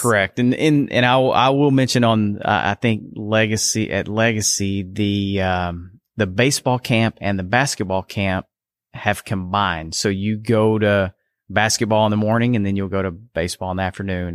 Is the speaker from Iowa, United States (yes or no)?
no; Canton, Texas, United States; I'm originally from Canton